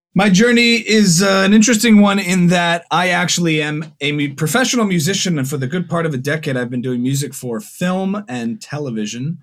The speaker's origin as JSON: {"language": "English", "region": "New Jersey", "country": "United States", "moved": "as an adult", "lives_now": "Los Angeles, United States", "said": "I'm originally from New Jersey. Now I've been in L A for the good part of nine years"}